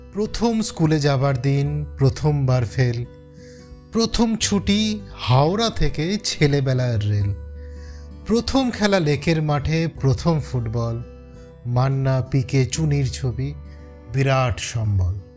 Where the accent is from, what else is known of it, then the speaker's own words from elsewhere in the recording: Basirhat, West Bengal, India; আমার বাড়ি বসিরহাট বাংলাদেশের বেশ কাছে